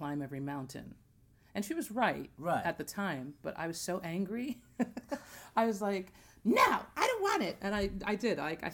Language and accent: English; Hillsdale, New Jersey, United States; also born or lived in Jamaica; I grew up in North Jersey in a town called Hillsdale, New Jersey